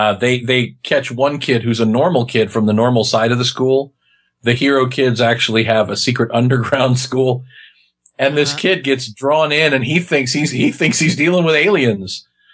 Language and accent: English; Kansas, United States; I'm from Kansas, man. I speak English